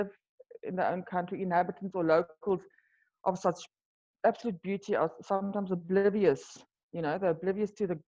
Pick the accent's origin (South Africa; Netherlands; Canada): South Africa; first language Afrikaans; English is a second language; moved away as an adult; also born or lived in Europe; Afrikaans is my mother language